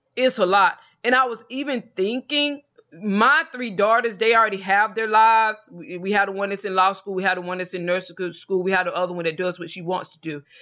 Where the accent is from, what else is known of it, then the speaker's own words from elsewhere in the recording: Georgia, United States; also born or lived in Mexico; now in Texas, United States; I'm originally from Georgia